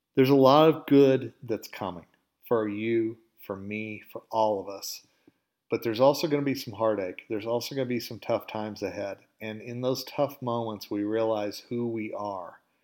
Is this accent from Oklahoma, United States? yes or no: yes; Oklahoma, United States; accent: southern drawl; moved away as an adult; now in Colorado, United States; I'm originally from Oklahoma. Okay, and you can probably hear a little bit of the southern drawl in my voice every once in a while, and I do say y'all.